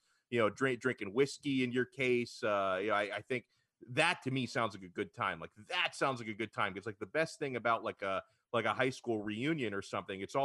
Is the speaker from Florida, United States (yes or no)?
yes; Miami, Florida, United States; I'm from Miami